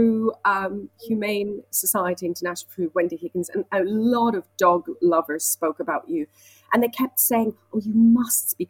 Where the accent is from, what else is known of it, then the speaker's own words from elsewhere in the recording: Switzerland; moved away as an adult; now in London, United Kingdom; I'm from Switzerland and I came to London when I was 19 to study musical theatre